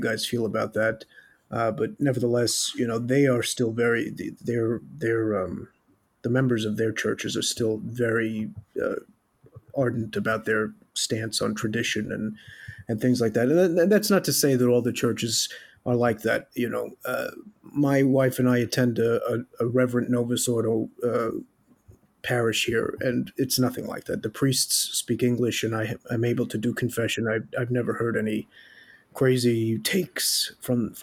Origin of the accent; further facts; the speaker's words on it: New York City, New York, United States; moved away as an adult; now in Austria; in New York City, where I'm from the Bronx